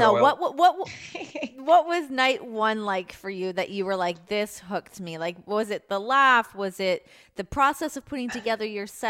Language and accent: English; Toronto, Ontario, Canada; I'm from Toronto.